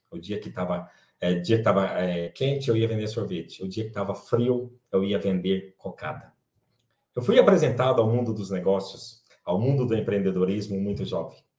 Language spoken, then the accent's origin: Portuguese; Quixeramobim, Ceará, Brazil; moved away; eu sou natural de Quixaramobim, no Ceará, de uma família de 18 irmãos